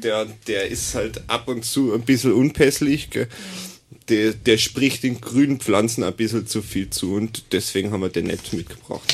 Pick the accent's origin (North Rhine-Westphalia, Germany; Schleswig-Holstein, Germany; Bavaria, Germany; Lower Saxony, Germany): Bavaria, Germany; Augsburg; moved away; Also ich komme ursprünglich aus dem schönen Bayern ähm, ich bin aus Augsburg